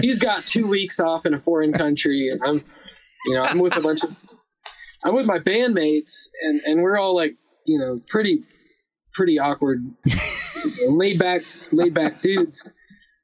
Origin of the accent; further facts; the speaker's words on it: United States; also born or lived in North Carolina / Alabama; I was raised both in North Carolina and Alabama